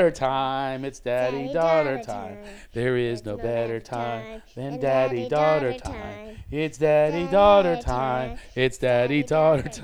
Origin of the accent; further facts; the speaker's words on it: Philadelphia, Pennsylvania, United States; We're from Philadelphia